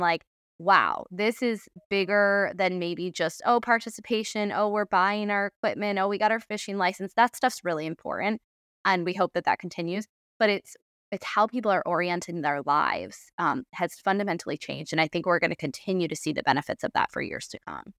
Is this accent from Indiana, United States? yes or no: no; Adirondacks, New York, United States; now in Baltimore, United States; I grew up in the Adirondacks